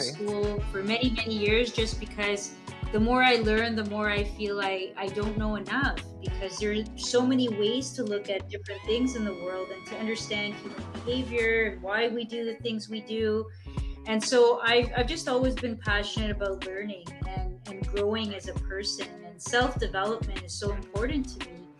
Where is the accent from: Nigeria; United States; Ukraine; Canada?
Canada; Mississauga, Ontario; originally from Mississauga, Ontario. That's my hometown